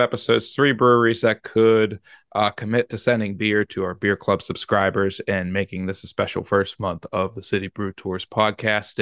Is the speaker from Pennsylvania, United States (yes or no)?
yes; Pittsburgh, Pennsylvania, United States; moving to Pittsburgh, P A. My, my, my hometown